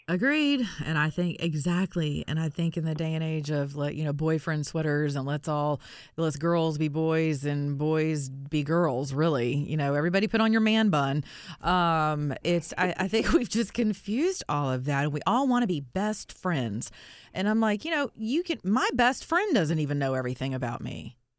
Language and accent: English; the South, United States; I'm from the South. We say stuff like this